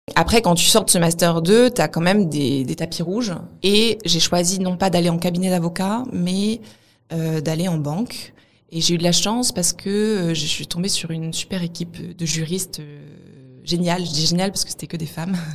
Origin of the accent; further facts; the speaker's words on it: Montpellier, Occitania, France; je viens de Montpellier